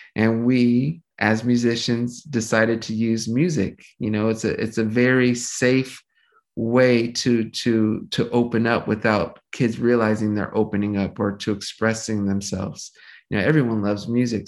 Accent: Los Angeles, California, United States; I grew up, my whole family pretty much settled here in Los Angeles, California.

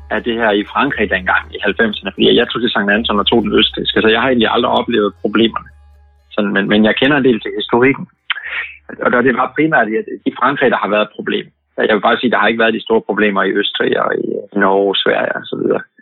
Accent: Denmark; Og når det er vores sommer hjemme i Danmark

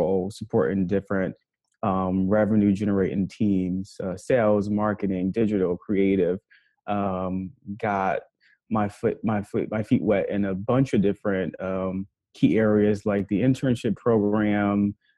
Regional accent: New York City, New York, United States; also born or lived in Kentucky; now in New York, United States; I'm from Harlem, New York, born and raised. Spent 17 years there before going to Kentucky

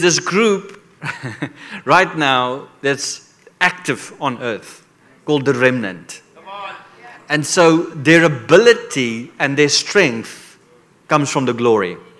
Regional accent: South Africa; I come from Africa

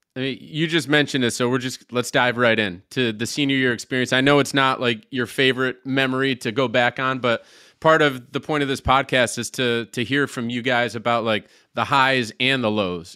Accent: Syracuse, New York, United States; I'm from Syra-, the Syracuse area.

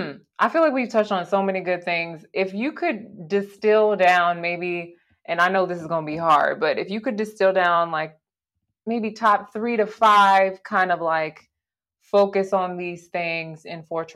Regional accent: Nigeria; Yeah, in other countries, I'm Nigerian.

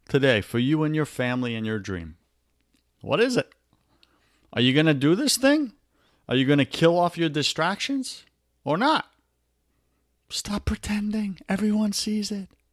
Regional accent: New York, United States; accent: New York; my New York accent

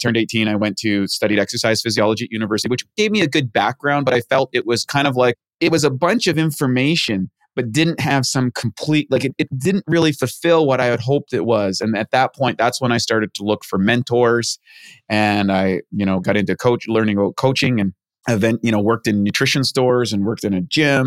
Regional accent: New Brunswick, Canada; I grew up in Canada, rural area, played hockey, all that sort of stuff in a place called New Brunswick next to Maine

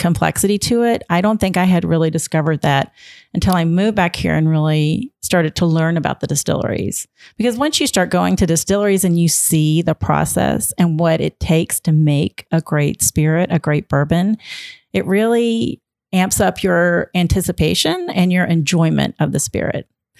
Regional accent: Jeffersonville, Indiana, United States; moved away as an adult; also born or lived in Nashville, Tennessee; moved from Nashville, where we had lived for 17 years. Back here, my parents lived in Jeffersonville. I grew up in Jeffersonville

